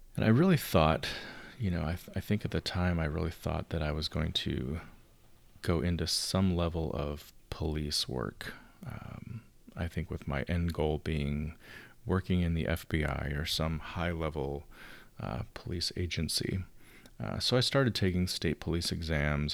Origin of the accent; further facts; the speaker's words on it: outside of Chicago, Illinois, United States; moved away as an adult; now in Southern California, United States; I grew up outside of Chicago.